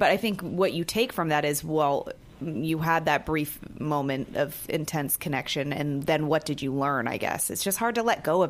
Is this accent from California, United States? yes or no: yes; Bay Area, California, United States; moved away; I'm from the Bay Area.